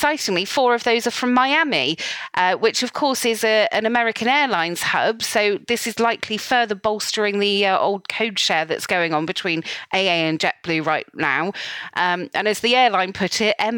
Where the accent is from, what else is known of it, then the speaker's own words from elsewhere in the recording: England, United Kingdom; I'm so English